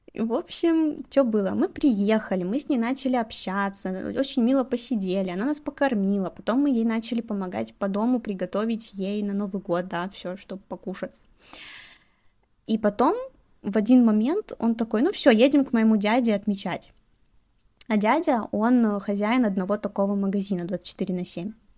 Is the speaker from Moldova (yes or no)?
no; Belarus; moved away as an adult; now in Chongqing, China; Я из Беларуси